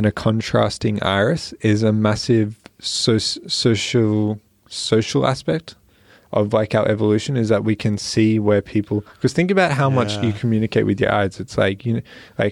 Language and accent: English; Australia; we're from Australia